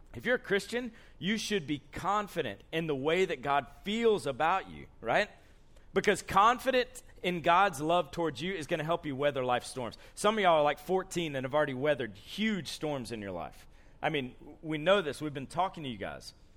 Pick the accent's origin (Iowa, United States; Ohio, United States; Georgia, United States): Georgia, United States; Columbus; moved away as an adult; now in Andrews, United States; I grew up in Columbus, Georgia